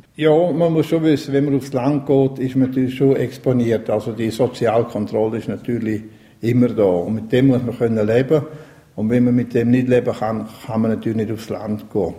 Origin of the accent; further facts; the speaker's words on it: Graubünden, Switzerland; Ich bin auch in der Region aufgewachsen, in Coralia